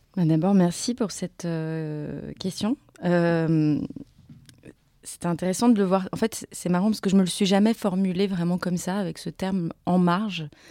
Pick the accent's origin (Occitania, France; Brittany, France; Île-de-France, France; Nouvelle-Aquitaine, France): Île-de-France, France; Montreuil; moved away as an adult; je suis née en 83 à Montreuil. Et en fait, on n'a jamais quitté Montreuil.